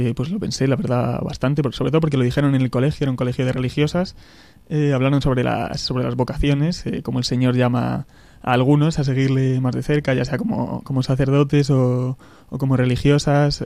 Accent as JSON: {"language": "Spanish", "town": "Béjar", "region": "Castile and León", "country": "Spain", "tie": "born or raised there", "also_born_or_lived": "Salamanca / Madrid", "moved": "as an adult", "said": "viví, de pequeño en, en Béjar, en mi pueblo, al sur de Salamanca"}